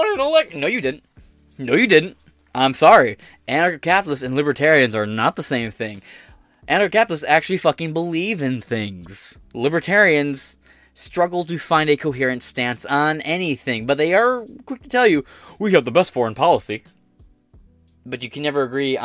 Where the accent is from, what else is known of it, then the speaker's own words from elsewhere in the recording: United States; as an American